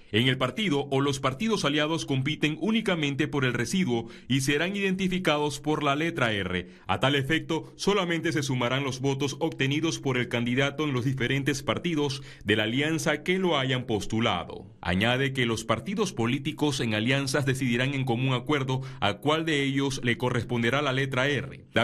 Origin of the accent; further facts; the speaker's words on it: Panama; Creo que los más perjudicados somos los panameños